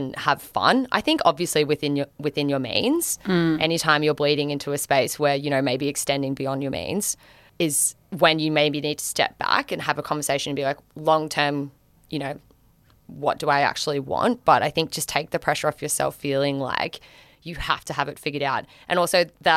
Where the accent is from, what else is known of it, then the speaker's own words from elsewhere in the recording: Gold Coast, Queensland, Australia; now in Melbourne, Australia; I'm from the Gold Coast originally, so I'm a beach girly